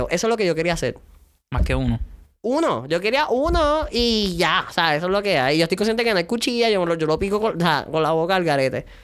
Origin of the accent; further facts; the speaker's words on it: San Lorenzo, Puerto Rico; yo soy de San Lorenzo y mi área es súper rural.